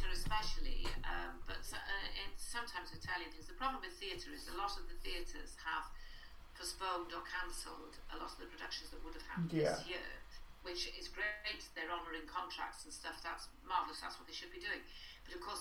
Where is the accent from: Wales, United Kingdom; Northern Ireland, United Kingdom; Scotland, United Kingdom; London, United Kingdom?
Wales, United Kingdom; Bangor; It was the only Welsh medium primary school in Bangor, where I was brought up at the time.